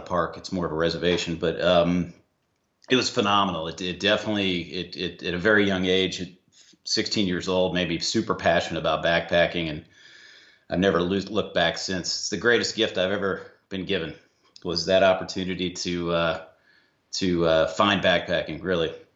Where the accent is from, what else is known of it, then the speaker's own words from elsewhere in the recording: Ohio, United States; now in Atlanta, United States; I was born in Ohio